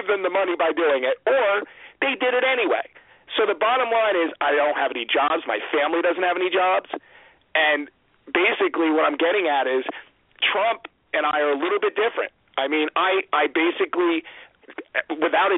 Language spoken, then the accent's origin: English; Ocean County, New Jersey, United States; I'm from Ocean County.